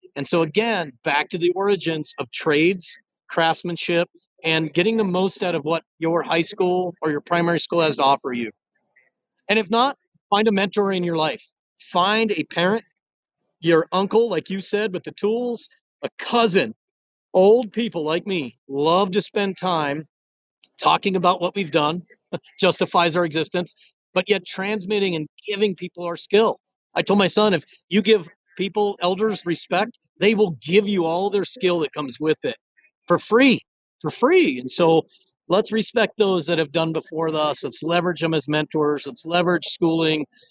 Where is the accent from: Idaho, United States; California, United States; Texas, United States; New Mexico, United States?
New Mexico, United States; Rio Rancho; They're in my hometown. Shout out to Rio Rancho, New Mexico